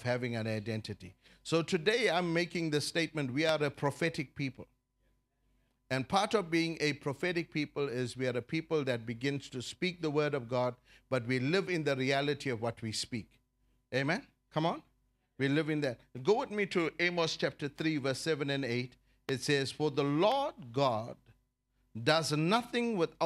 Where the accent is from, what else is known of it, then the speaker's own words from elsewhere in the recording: South Africa; I'm a South African citizen. I'm loyal to this country